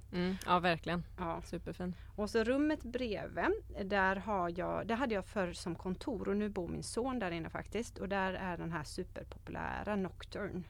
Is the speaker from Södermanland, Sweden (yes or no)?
no; Borås, Västra Götaland, Sweden; moved away as an adult; also born or lived in Sigtuna; now in Varberg, Sweden; Jag är född och uppvuxen i Borås